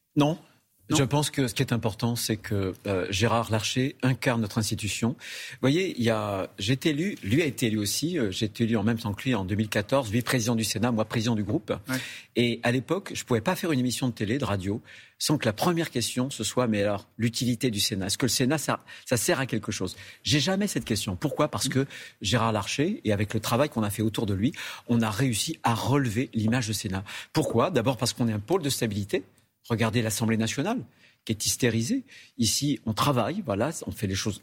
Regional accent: France; chez nous en France

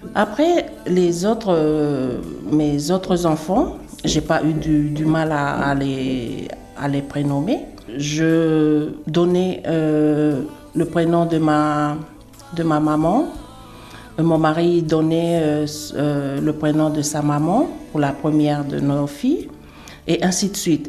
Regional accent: Wallis, Wallis & Futuna; Trois prénoms parce que chez nous à Wallis

